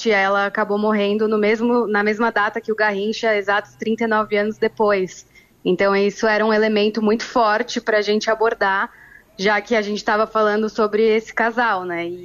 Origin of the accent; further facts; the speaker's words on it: São Paulo, Brazil; now in Rio de Janeiro, Brazil; Eu sou de São Paulo, é, moro aqui no Rio há seis anos e a diferença sempre foi gritante, assim.